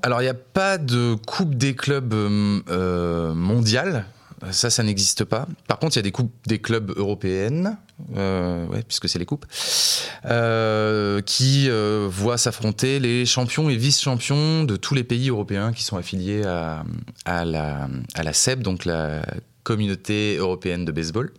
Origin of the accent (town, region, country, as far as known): La Rochelle, Nouvelle-Aquitaine, France; born or raised there; moved away as an adult; also born or lived in Montpellier